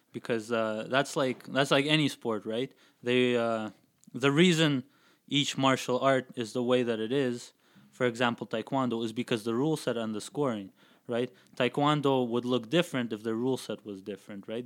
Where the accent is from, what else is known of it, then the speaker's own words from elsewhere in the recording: Kazakhstan; now in Calgary, Canada; I grew up in Kazakhstan, so there's a big street fighting culture over there